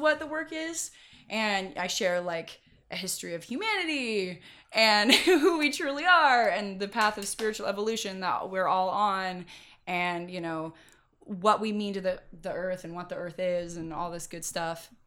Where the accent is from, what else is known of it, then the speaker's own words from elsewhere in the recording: Mendocino County, California, United States; moved away as an adult; also born or lived in Irvine, California; now in Los Angeles, United States; I grew up in Mendocino County